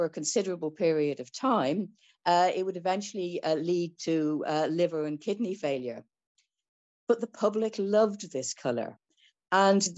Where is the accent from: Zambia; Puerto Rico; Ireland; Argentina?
Ireland; I'm Irish